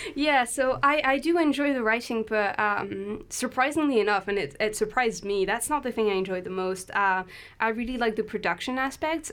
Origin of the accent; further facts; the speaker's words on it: France; English is a second language; moved away as an adult; also born or lived in London, United Kingdom; now in Aberdeen, United Kingdom; I'm French. uh, but I came to the UK when I was 18